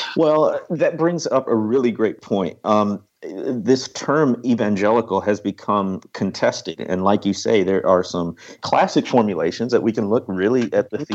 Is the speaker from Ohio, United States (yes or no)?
no; Waukegan, Illinois, United States; moved away; I'm from the Chicago area, Waukegan, Illinois